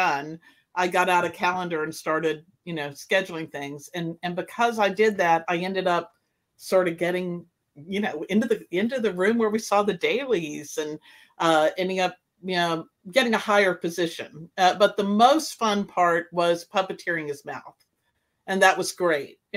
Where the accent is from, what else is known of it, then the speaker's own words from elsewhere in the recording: St. Augustine, Florida, United States; now in California, United States; I grew up in the Colonial Quarter